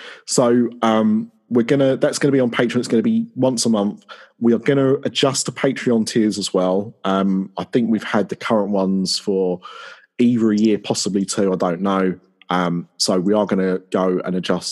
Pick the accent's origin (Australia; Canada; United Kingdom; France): United Kingdom; Essex, East of England; I am from Essex